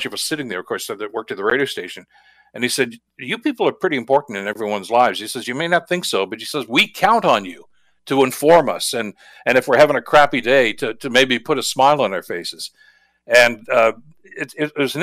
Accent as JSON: {"language": "English", "town": "Hamilton", "region": "Ontario", "country": "Canada", "tie": "born or raised there", "said": "I was born and raised here in Hamilton."}